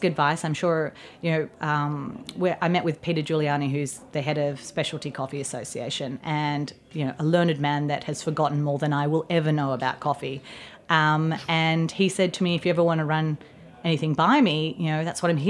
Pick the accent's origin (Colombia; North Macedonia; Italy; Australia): Australia; now in United States; Being Australian